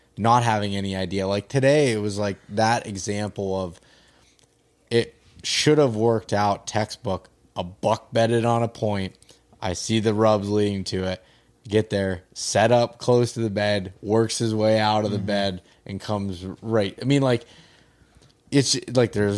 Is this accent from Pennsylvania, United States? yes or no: yes; Pennsylvania, United States; that's my home state